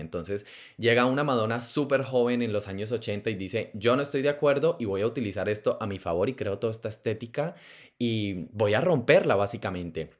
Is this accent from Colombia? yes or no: yes; Colombia; yo crecí en Colombia, un país supremamente católico